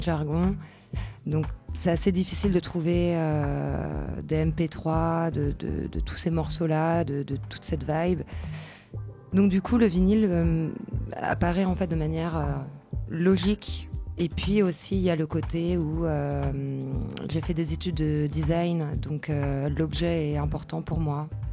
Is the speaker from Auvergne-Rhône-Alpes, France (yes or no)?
no; Paris, Île-de-France, France; also born or lived in Bordeaux; je viens de Paris.